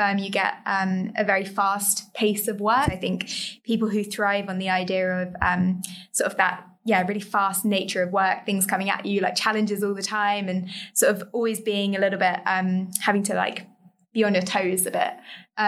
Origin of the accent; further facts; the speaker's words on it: London, United Kingdom; also born or lived in Cambridge; I grew up just in the East End of London, so near like Woolgate East kind of area